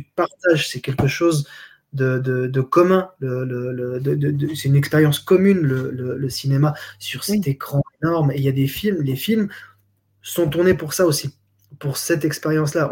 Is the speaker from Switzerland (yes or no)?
yes; Switzerland; moved away; also born or lived in Geneva; je viens de Suisse